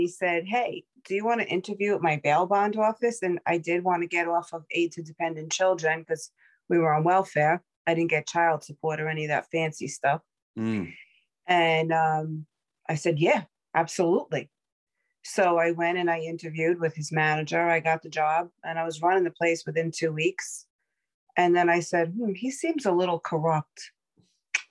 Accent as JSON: {"language": "English", "town": "New York City", "region": "New York", "country": "United States", "tie": "born or raised there", "said": "I'm a girl from Brooklyn, New York, born and raised."}